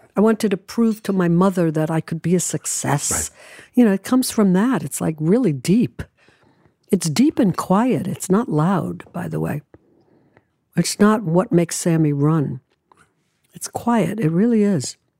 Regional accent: New York City, New York, United States; also born or lived in Manhattan, New York; I moved away from home when I was 16 from Brooklyn to New York

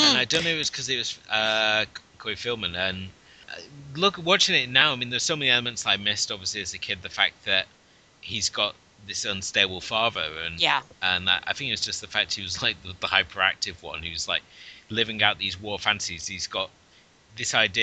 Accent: Cornwall, South West England, United Kingdom; where I was obviously growing up in Cornwall

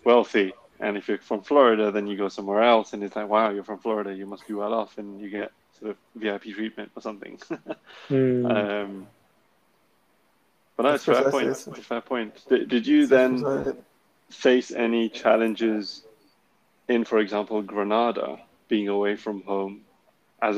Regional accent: Kenya; growing up in Kenya

